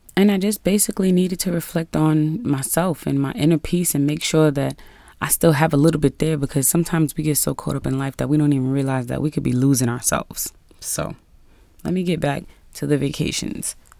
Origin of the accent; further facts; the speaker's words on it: New York City, New York, United States; being a New Yorker